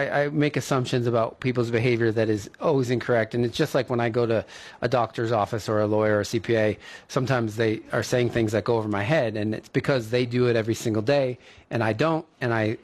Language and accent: English; East Coast, United States; I grew up on the East Coast where this was a thing